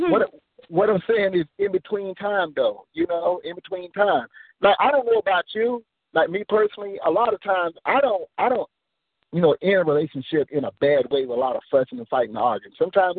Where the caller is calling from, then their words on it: Nashville, Tennessee, United States; I'm calling from Nashville.